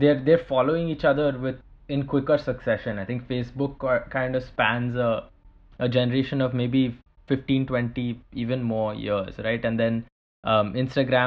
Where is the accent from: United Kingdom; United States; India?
India; as an Indian